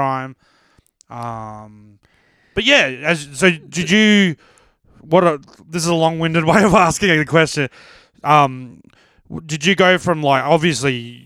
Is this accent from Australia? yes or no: yes; Brisbane, Queensland, Australia; I'm from Brizzy